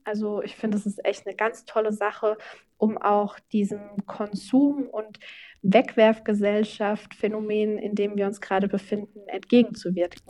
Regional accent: Obernburg am Main, Bavaria, Germany; in Obernburg und Eisenbach, also meinem Heimatort

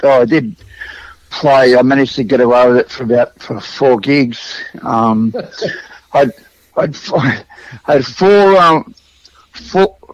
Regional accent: Sydney, New South Wales, Australia; I grew up even further west than that. I came from St Mary's out that way

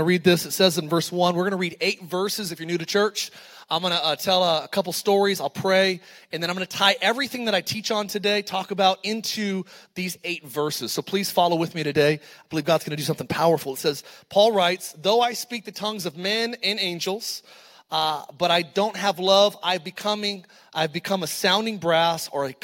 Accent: Antelope Valley, California, United States; I grew up in the Antelope Valley

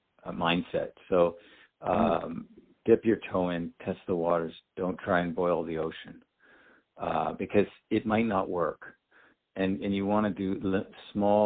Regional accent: Canada; moved away as an adult; now in San Diego, United States; I'm from Canada originally, live in San Diego now

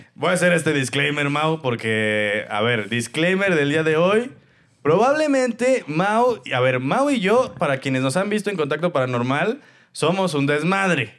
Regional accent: Celaya, Guanajuato, Mexico; yo soy de Celaya, Guanajuato

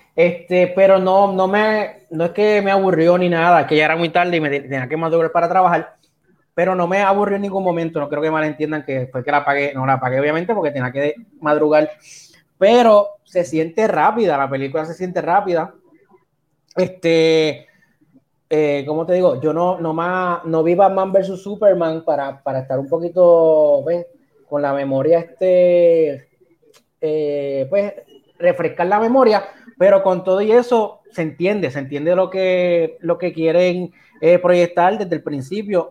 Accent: Puerto Rico; Yo soy puertorriqueño

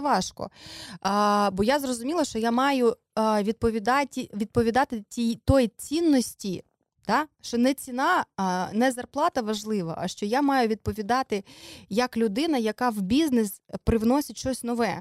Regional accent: Dnipro, Dnipropetrovsk Oblast, Ukraine; moved away as an adult; now in Kyiv, Ukraine; ми з Дніпра, ми приїхали

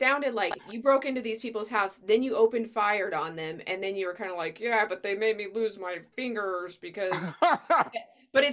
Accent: Albuquerque, New Mexico, United States; I'm from Albuquerque

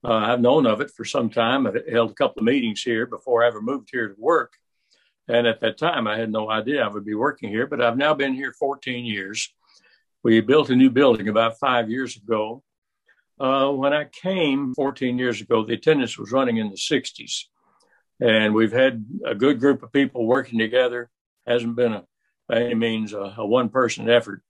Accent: Owensboro, Kentucky, United States; also born or lived in Toledo, Ohio; I grew up mostly in Kentucky. We moved back to Kentucky when I was about five and went to school there around Owensboro in the country schools and finally the city schools

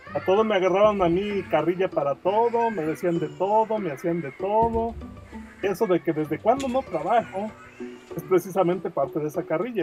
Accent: Guadalajara, Jalisco, Mexico; soy de Guadalajara, Jalisco, tengo 43 años

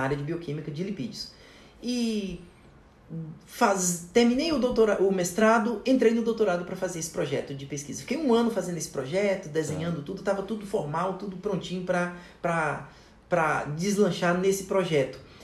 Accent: Taguatinga, Federal District, Brazil; also born or lived in Ceilândia / Corumbá, Mato Grosso do Sul; eu nasci é, no Distrito Federal, em Taguatinga, e cresci lá a vida inteira

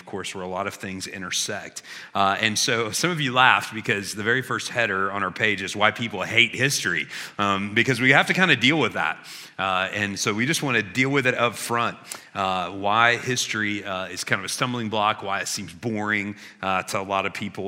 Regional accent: Illinois, United States; I grew up in Illinois, and the title on our license plates is The Land of Who? Lincoln.

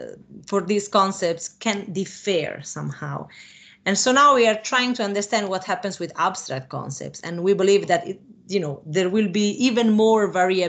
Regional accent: Italy; first language Italian; English is a second language; I am an Italian native speaker. So I learned English as a foreign language.

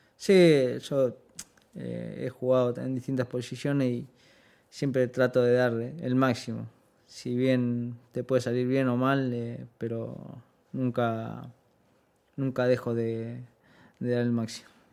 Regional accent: Argentina; moved away as an adult; now in Seville, Spain; somos de, Argentina

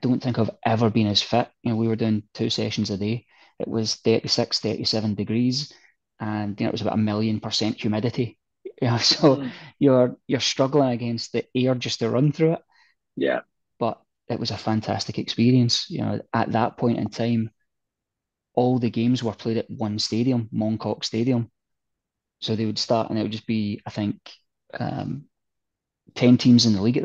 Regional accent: Glasgow, Scotland, United Kingdom; moved away as an adult; also born or lived in Sydney, Australia / Evansville, Indiana / Hong Kong / Malaysia; growing up in Glasgow, biggest city in Scotland

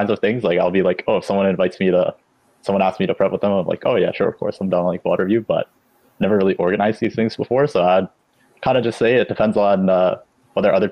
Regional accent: Canada; I'm Canadian

